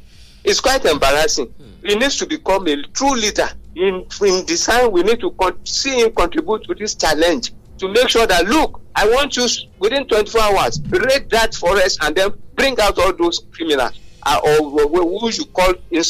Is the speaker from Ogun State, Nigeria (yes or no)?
yes; Abeokuta, Ogun State, Nigeria; from Abeokuta.